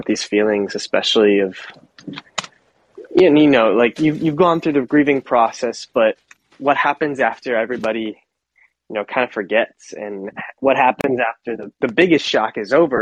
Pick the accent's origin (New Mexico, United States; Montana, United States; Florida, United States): Florida, United States; Miami; moved away as an adult; also born or lived in Boston, Massachusetts; now in Nashville, United States; I'm from Miami, Florida